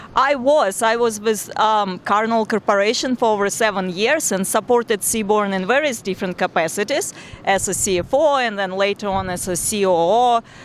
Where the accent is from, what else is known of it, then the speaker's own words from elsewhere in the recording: Tashkent, Uzbekistan; moved away; I was born and raised in Tashkent, Uzbekistan, in a very small neighborhood